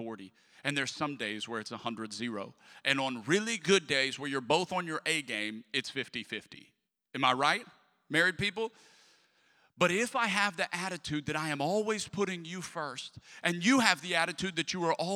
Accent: Lafayette, Louisiana, United States; moved away; I'm from Lafayette, Louisiana.

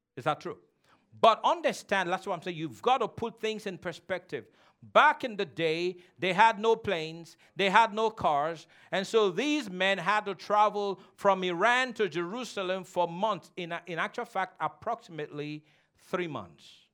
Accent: Nigeria; moved away; where I came from, and I told him I'm from Nigeria

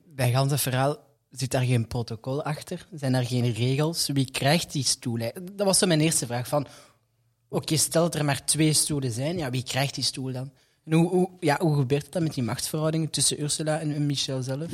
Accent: Brussels, Brussels-Capital Region, Belgium; we ons allemaal of alle vier als Brusselaar kunnen bestempelen

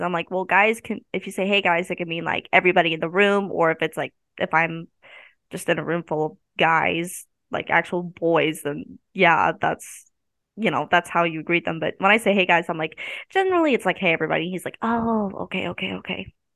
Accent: Maryville, Missouri, United States; I grew up around Ma, uh, Maryville

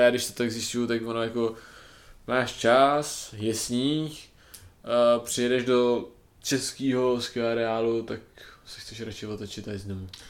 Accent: Bohemia, Czechia; u nás v Čechách

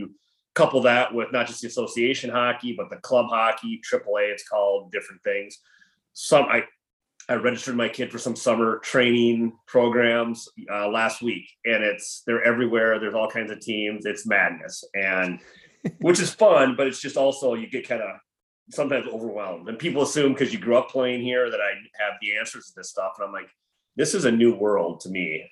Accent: Anoka, Minnesota, United States; I'm from Anoka, Minnesota

